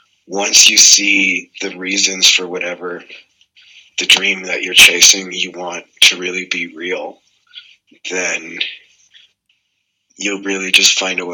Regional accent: Canada; Oh my God, we're having a Canadian fight. That's what we call this.

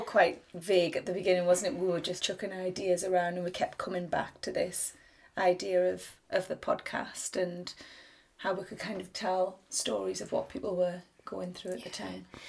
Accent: the Northeast, North East England, United Kingdom; I'm a writer from the Northeast

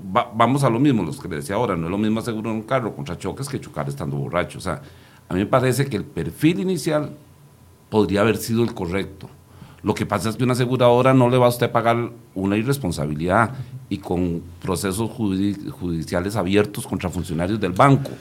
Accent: Costa Rica; yo aquí ya hablo como costarricense

